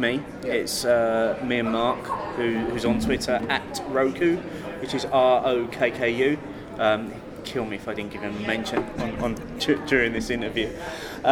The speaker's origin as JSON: {"language": "English", "region": "London", "country": "United Kingdom", "tie": "born or raised there", "said": "growing up in London at the age of 15 or 16"}